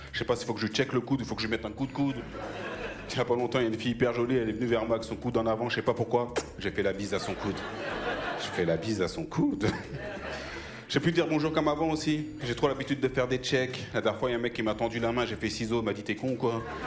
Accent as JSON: {"language": "French", "country": "France", "tie": "born or raised there", "said": "si je parle bien français, c'est peut-être parce que je suis né en France"}